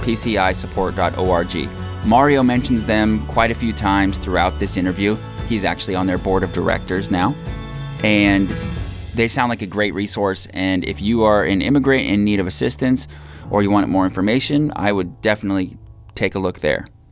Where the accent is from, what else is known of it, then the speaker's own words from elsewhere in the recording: United States; My American citizenship is something that I have always taken for granted. I was born into it